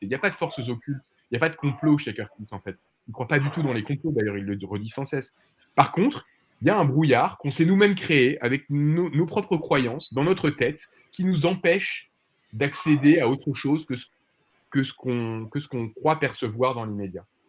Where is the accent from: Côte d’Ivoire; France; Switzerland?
France; on est français